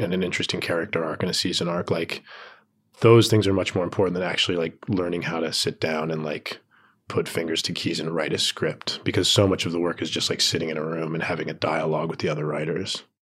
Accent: Tucson, Arizona, United States; moved away; I was home in Tucson, I'm from Tucson, Arizona

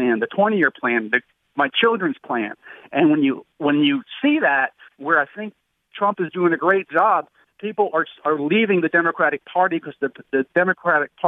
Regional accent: New Jersey, United States; moved away; I'm originally from New Jersey

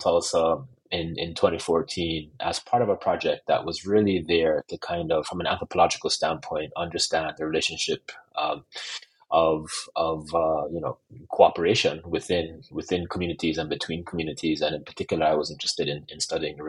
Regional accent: Jamaica; I'm also Jamaican

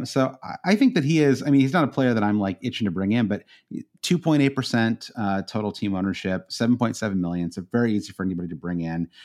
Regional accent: United States; as an American

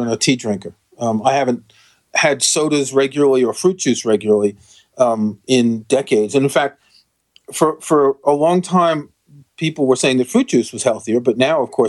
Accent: New York, United States; We grew up in New York

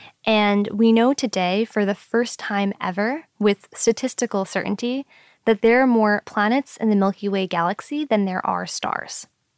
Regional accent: New York City, New York, United States; now in Washington, D.C., United States; I was born and raised in New York City, but my family is South Asian. My mom is from India and my dad is from Pakistan.

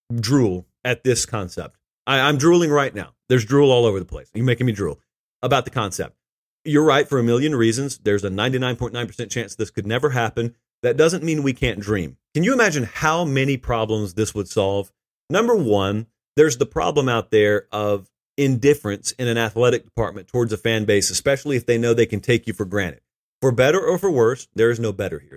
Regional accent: Fortson, Georgia, United States; I grew up in rural West Central Georgia

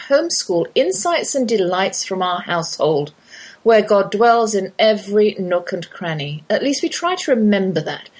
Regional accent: Oxford, South East England, United Kingdom; accent: English accent, Oxford drawl; moved away as an adult; now in Texas, United States; that's my English accent you're hearing. Though I've lived in the Lone Star State half my life, I can't shake the Oxford drawl.

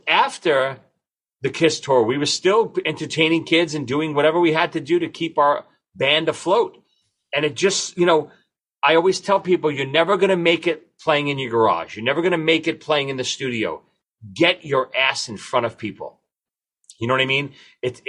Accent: New York City, New York, United States; we're three morons from Brooklyn

